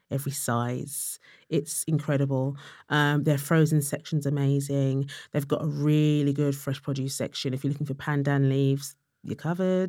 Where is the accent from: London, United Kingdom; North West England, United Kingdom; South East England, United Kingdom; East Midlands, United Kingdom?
London, United Kingdom; I was from Tottenham